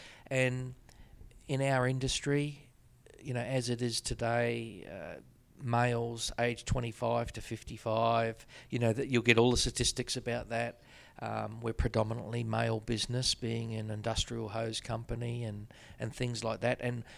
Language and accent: English; New Zealand; Growing up in New Zealand, what there was no other sport.